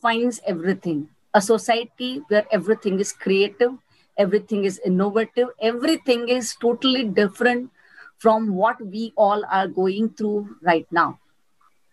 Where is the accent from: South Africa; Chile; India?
India; Gujarat; also born or lived in Mumbai, India / Surat, India; I'm born in Mumbai, brought up in Gujarat